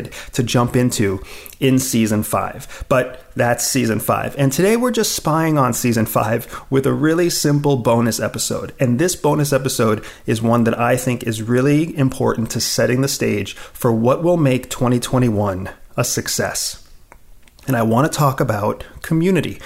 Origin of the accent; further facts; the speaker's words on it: Pennsylvania, United States; When I was a teenager, growing up in Pennsylvania